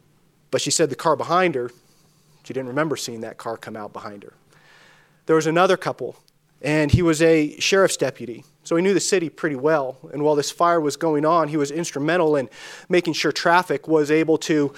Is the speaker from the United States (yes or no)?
yes; California, United States; As Danny mentioned, Danny mentioned I'm from Northern California. I always like to clarify Northern California. It's a very different part of the state. But I grew up in a small town that was even smaller than Dillon, 3,000 people, 100 miles from a three-color stoplight.